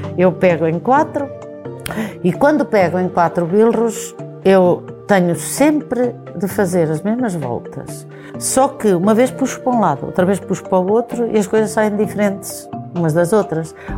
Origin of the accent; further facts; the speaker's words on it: Farminhão, Viseu, Portugal; sou de Farminhão